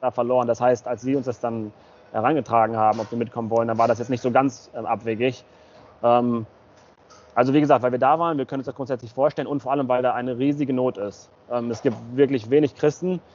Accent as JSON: {"language": "German", "town": "Bad Oeynhausen", "region": "North Rhine-Westphalia", "country": "Germany", "moved": "yes", "said": "wir kommen ursprünglich aus Bad Oeynhausen. Das ist in der Nähe von Hannover, eine knappe Stunde von Hannover entfernt. Ähm, genau, unsere Eltern kommen, meine Eltern aus Kasachstan, und die Eltern meiner Frau aus Russland, aber ich bin in Deutschland geboren"}